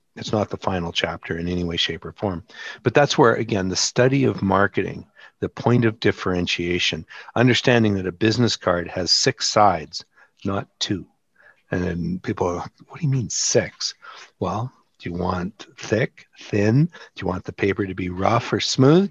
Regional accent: Canada; I'm Canadian

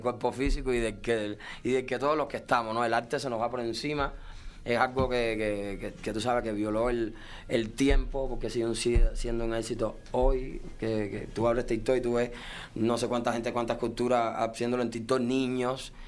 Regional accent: Cuba; also born or lived in Las Vegas; now in Miami, United States; los cubanos no tenemos derechos cubanos

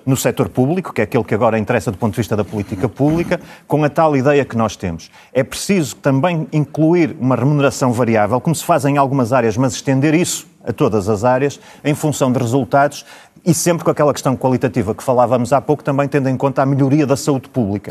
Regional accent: Braga, Norte, Portugal

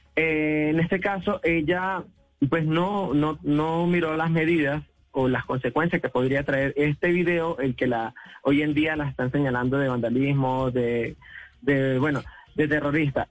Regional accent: Venezuela; now in Colombia; nosotros realmente somos venezolanos

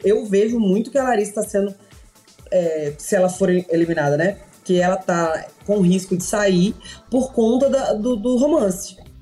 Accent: Espírito Santo, Brazil; sou do Espírito Santo

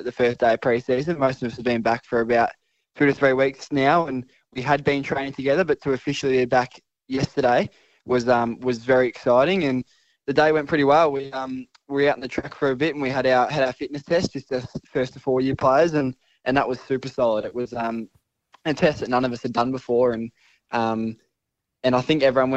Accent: Echuca, Victoria, Australia; moved away as an adult; now in Perth, Australia; I just went back home. So that was my holiday. I'm from Victoria, and up in the country in Echuca

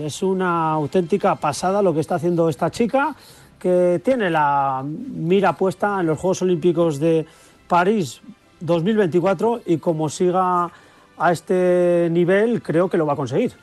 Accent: Aranda de Duero, Castile and León, Spain; Estoy ahora mismo en Aranda de Oro, en la capital del lechazo y del vino

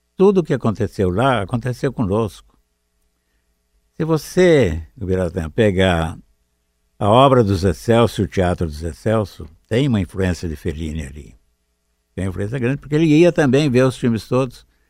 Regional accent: Araraquara, São Paulo, Brazil; moved away; Eu sou de Araraquara. Estávamos lá na época dos 20 anos, 20 e poucos anos

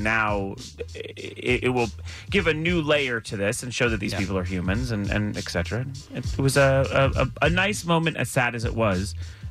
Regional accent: Los Angeles, California, United States; I lived in Los Angeles my entire life. I was born in the Valley.

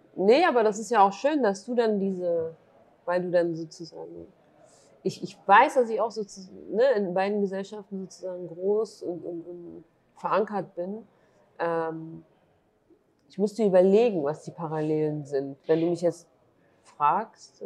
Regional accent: Germany; born or raised there; also born or lived in Duhok, Iraq

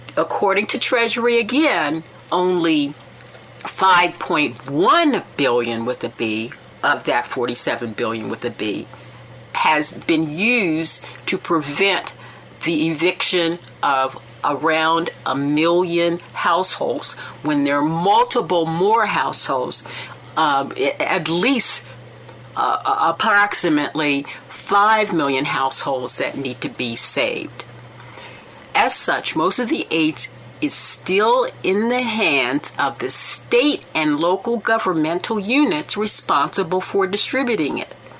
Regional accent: Alameda County, California, United States; California, my uh, my hometown, my Alameda County

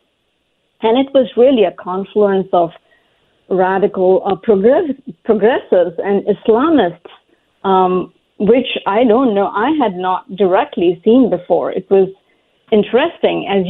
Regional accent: India; now in Fairfax, United States; growing up in India, my family of very modest means placed the greatest emphasis on education

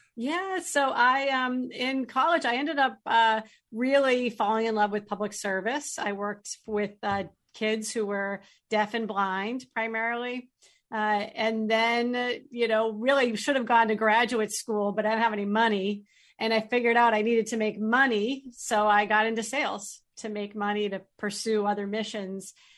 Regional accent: Chelmsford, Massachusetts, United States; moved away as an adult; now in New Hampshire, United States; I grew up in Chelmsford, Massachusetts, and live in New Hampshire now

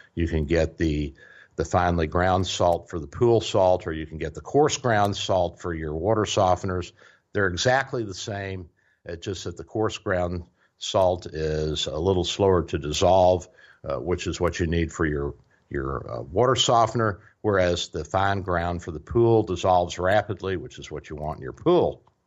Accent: United States

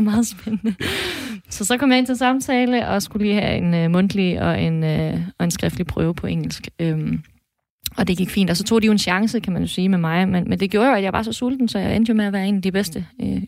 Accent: Thisted, North Denmark Region, Denmark; now in Mors, Denmark; jeg er faktisk født og opvokset i Tisted

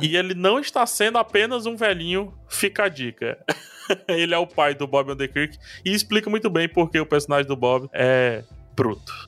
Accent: Ceará, Brazil; accent: strong accent; vocês viram que eu tenho um sotaque bem forte, né? Assim, tipo, vocês estão ligados que eu sou daqui do Ceará

